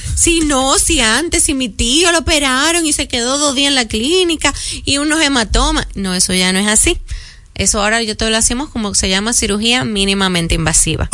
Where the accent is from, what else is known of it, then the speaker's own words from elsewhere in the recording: Caribbean, Dominican Republic; Aquí somos un poquito más laxos, somos caribeños